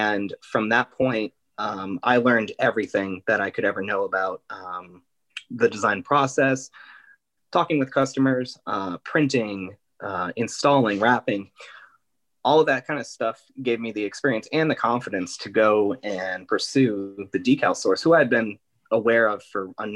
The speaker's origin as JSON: {"language": "English", "town": "Scranton", "region": "Pennsylvania", "country": "United States", "also_born_or_lived": "Philadelphia", "said": "I'm originally from Scranton."}